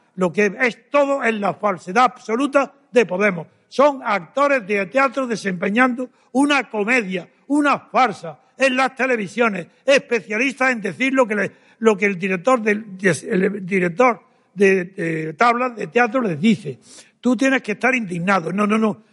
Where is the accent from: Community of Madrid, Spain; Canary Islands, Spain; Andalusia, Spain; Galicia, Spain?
Andalusia, Spain; Granada; Y soy de Granada, de un reino árabe.